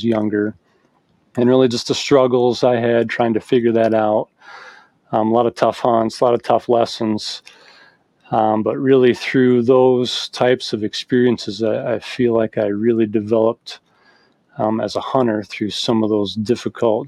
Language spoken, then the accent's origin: English; Michigan, United States; I grew up in Michigan hunting